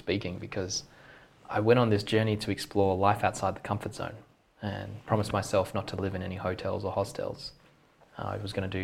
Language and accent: English; Australia; I'm from Australia